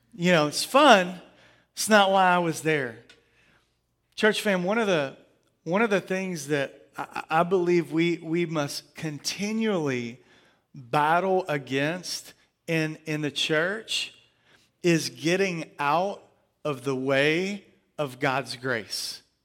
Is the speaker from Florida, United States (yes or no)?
no; Angleton, Texas, United States; moved away; also born or lived in Pearland, Texas; we were in Angleton. Uh, we moved back to my hometown for about six years